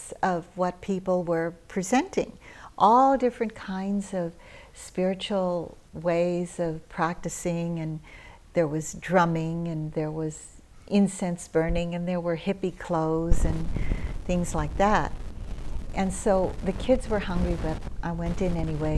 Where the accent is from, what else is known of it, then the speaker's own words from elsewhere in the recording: United States; also born or lived in Philippines; I had just arrived from living in the Philippines, where I was born. And I was raised in America